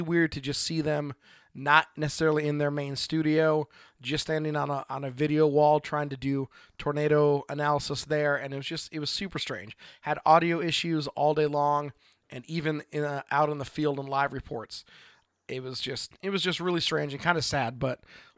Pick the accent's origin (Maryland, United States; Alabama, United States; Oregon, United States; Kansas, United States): Oregon, United States; from Oregon